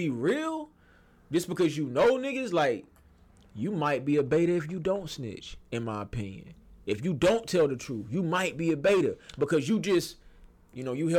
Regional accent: the South, United States; I'm from the South

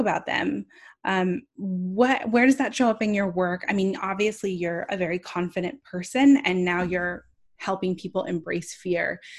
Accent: California, United States; I'm from California

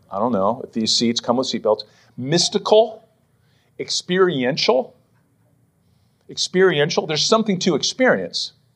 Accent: Western Pennsylvania, United States; now in Philadelphia, United States; growing up in Western P

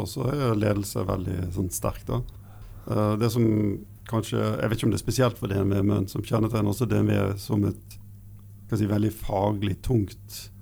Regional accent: Bergen, Vestland, Norway; jeg er eh, fra Bergen, da, så Vestlandet

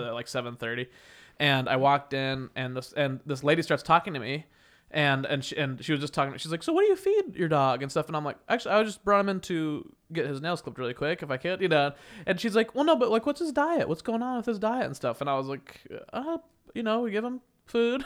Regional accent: Wichita, Kansas, United States; moved away; when I was growing up in, in my hometown, Wichita, Kansas

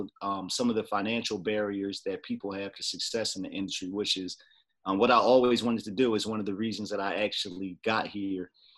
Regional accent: Trenton, New Jersey, United States; moved away as an adult; also born or lived in Washington, D.C.; now in Upper Marlboro, Maryland, United States; I was born and raised in Trenton, New Jersey, but I've actually been in the Washington, D.C. area for, man, they're going on 20 years now

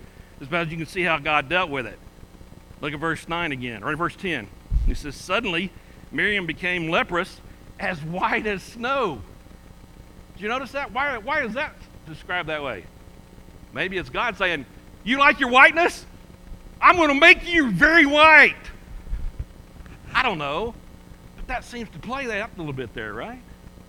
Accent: Georgia, United States; I'm a Georgia boy

